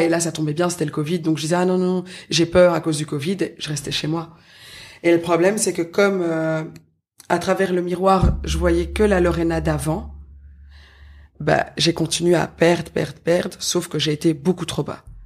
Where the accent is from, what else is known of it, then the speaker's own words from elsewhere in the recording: Brussels, Brussels-Capital Region, Belgium; je viens de Bruxelles